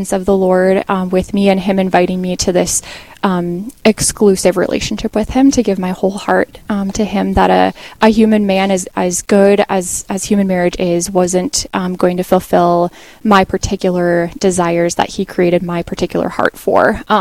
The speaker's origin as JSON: {"language": "English", "town": "Carlton", "region": "Minnesota", "country": "United States", "tie": "born or raised there", "said": "I grew up in Carlton, Minnesota, so not too far from here."}